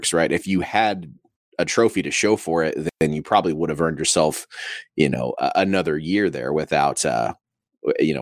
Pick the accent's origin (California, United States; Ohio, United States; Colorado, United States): Ohio, United States; Southern; I grew up in Southern Ohio